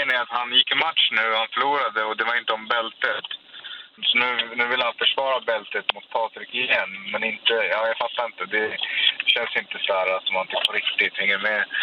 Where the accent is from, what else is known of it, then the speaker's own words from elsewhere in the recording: Stockholm, Stockholm County, Sweden; Jag bor i Stockholm, jag är från Stockholm.